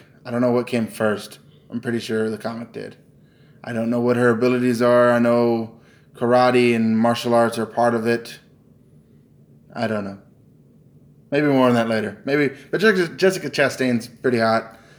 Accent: United States; I'm an American.

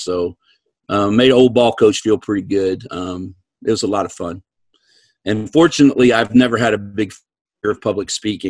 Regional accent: East Coast, United States; and I'm from the East Coast.

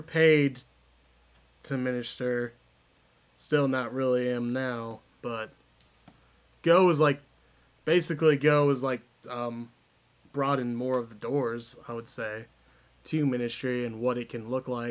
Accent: Iowa, United States; we're both from Iowa

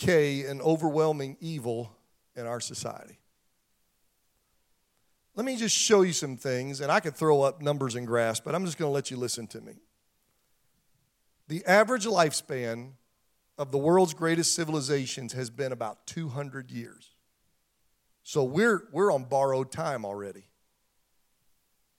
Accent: Pennsylvania, United States; moved away; 20 minutes from where I grew up in Pennsylvania

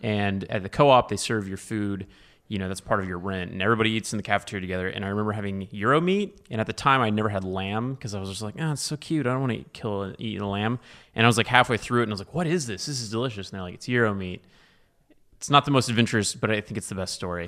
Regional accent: Dallas, Texas, United States; also born or lived in Austin; I was raised in Dallas

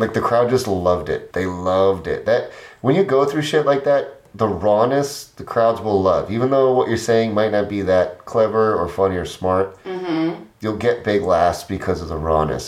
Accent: Midwest, United States; I'm just Midwesterner, like through and through.

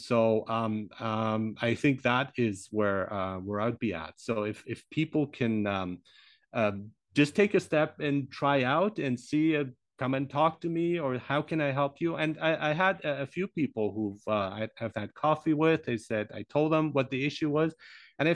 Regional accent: Germany; also born or lived in Iran; I grew up in Germany

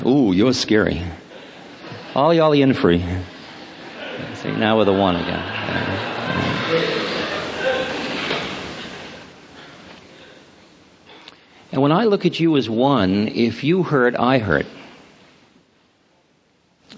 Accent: Newton, Massachusetts, United States; I grew up in Newton. And I was, yes, Weeks Junior High School and Newton High.

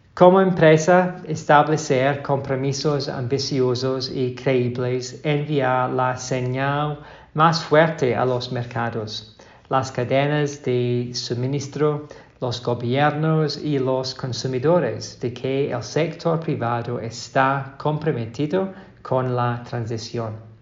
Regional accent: Glasgow, Scotland, United Kingdom; moved away; la COP26 será en mi ciudad natal, Glasgow

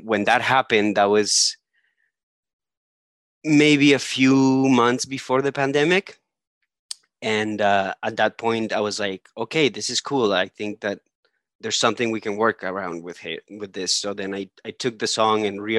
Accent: Colombia; moved away; I'm originally from Colombia.

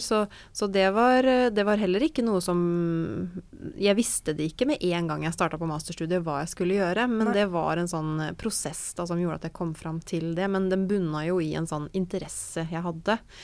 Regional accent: Fredrikstad, Østfold, Norway; also born or lived in Trondheim; jeg bodde hjemme i Fredrikstad

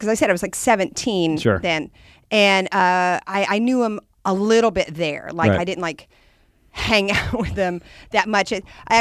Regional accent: Texas, United States; moved away; I was from Texas

